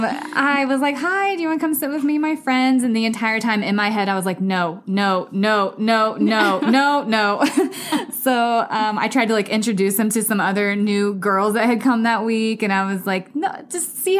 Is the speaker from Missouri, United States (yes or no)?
yes; Missouri, United States; moved away as an adult; now in Scottsdale, United States; I'm from Missouri originally, and I moved to Scottsdale in 2013.